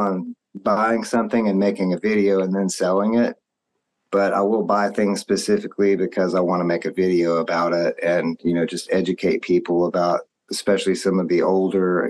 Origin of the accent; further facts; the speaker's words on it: Texas, United States; I'm from Texas